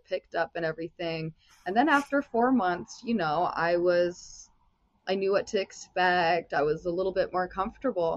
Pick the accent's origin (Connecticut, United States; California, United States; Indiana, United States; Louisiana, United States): Indiana, United States; South Bend; also born or lived in Las Vegas; now in Los Angeles, United States; I'm originally from South Bend, Indiana